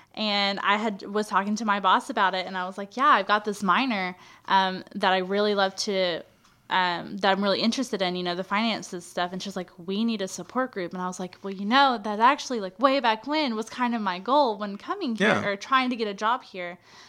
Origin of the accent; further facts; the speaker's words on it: Texas, United States; I'm from East Texas, more or less.